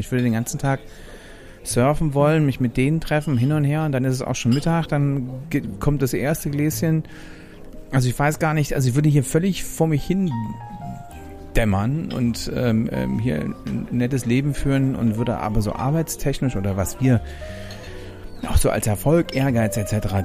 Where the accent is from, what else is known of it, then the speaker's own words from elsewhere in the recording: Germany; also born or lived in Hamburg; als Deutscher